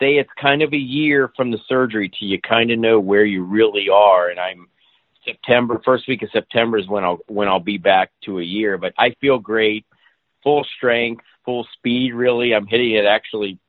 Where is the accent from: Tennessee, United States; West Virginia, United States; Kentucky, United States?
Kentucky, United States; the course I grew up at in Kentucky, Summit Hills Country Club